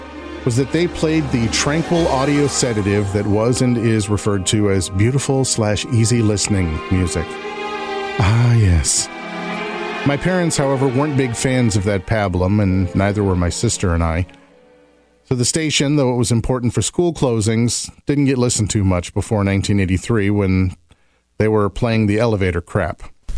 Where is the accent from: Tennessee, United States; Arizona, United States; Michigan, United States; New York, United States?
Michigan, United States; Oscoda; also born or lived in Las Vegas; yes, I was born in Las Vegas, but I grew up in northern Michigan in the 1970s and 80s, it was an Air Force base sandwiched between a small community on Lake Huron and the vast Huron National Forest.